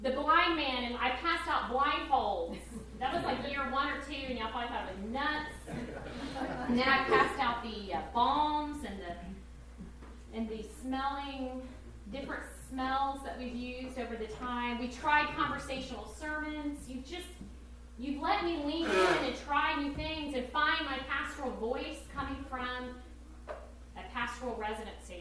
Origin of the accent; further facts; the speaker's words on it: Texas, United States; moved away; I grew up in Texas, so we didn't have mountains